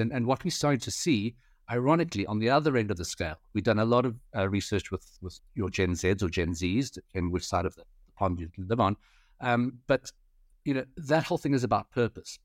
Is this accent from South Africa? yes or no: yes; South Africa; also born or lived in United Kingdom / Paris; I'm third generation Chinese South African. Um, so born and bred in South Africa